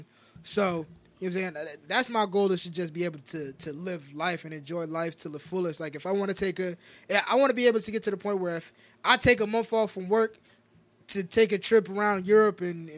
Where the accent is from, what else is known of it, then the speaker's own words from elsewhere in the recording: Las Vegas, Nevada, United States; I was born in Vegas.